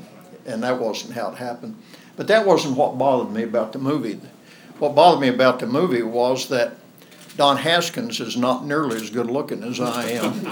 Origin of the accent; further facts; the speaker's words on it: southwest Oklahoma, United States; moved away; I grew up in the Great Depression on a cotton farm in southwest Oklahoma